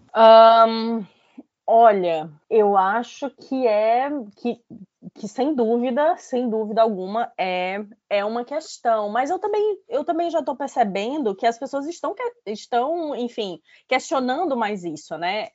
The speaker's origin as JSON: {"language": "Portuguese", "town": "Fortaleza", "region": "Ceará", "country": "Brazil", "tie": "born or raised there", "also_born_or_lived": "Lisbon", "moved": "as an adult", "lives_now": "London, United Kingdom", "said": "eu nasci em Fortaleza, né? É, é, morei a minha vida toda, lá, nasci no Ceará, morei minha vida toda em Fortaleza"}